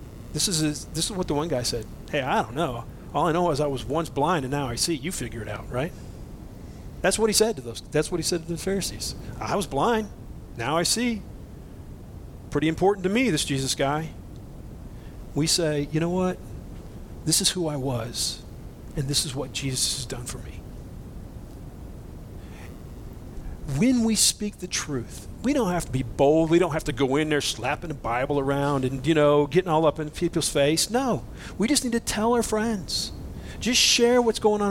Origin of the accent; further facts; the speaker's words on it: Boise, Idaho, United States; I'm from Boise